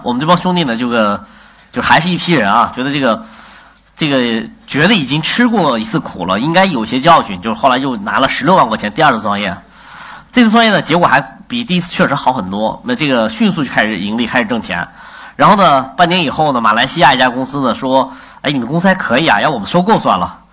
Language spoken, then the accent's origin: Chinese; China; 我们作为中国人老师被国外的文化所侵略